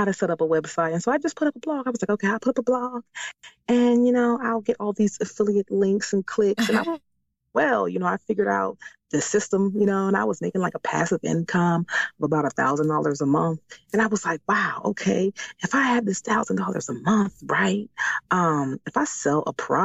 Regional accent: Washington, District of Columbia, United States; moved away as an adult; now in Maryland, United States; I was born and raised in Washington, D.C., and I currently live in Maryland.

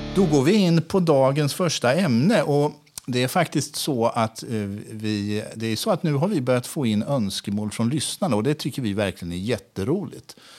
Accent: Sweden; moved away as an adult; also born or lived in Lanzarote, Spain / Gran Canaria, Spain; jag som svensk

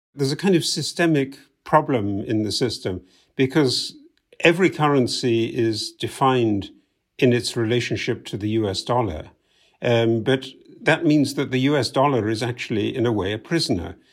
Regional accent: United Kingdom; moved away; you can tell by my accent, I'm originally from the U K

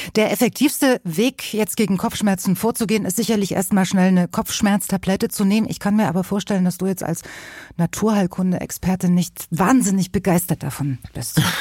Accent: Weimar, Thuringia, Germany; ich komme ja äh, aus Weimar in Thüringen

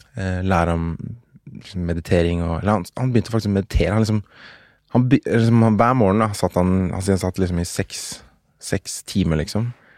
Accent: Oslo, Norway; Jeg er fra Oslo

